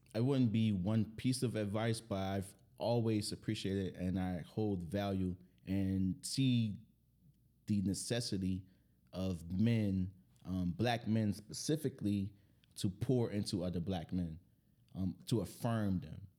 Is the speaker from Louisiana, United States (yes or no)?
yes; New Orleans, Louisiana, United States; I'm from New Orleans